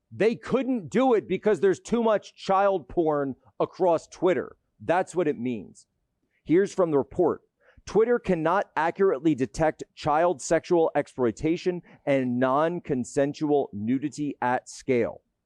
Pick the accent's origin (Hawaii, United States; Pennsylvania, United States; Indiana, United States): Pennsylvania, United States; Philadelphia; My beloved Philadelphia.